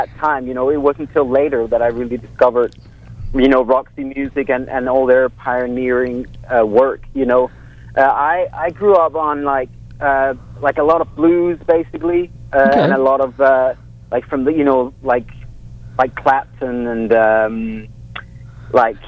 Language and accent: English; Copenhagen, Capital Region of Denmark, Denmark; now in Los Angeles, United States; I'm from Copenhagen